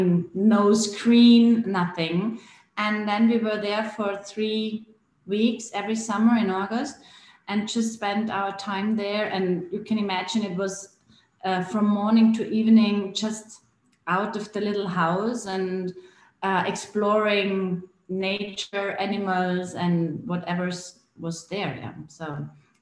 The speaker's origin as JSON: {"language": "English", "area": "Bregenzerwald", "region": "Vorarlberg", "country": "Austria", "tie": "born or raised there", "said": "I grew up here in the Bregenzerwald, the western part of Austria at the Lake of Constance."}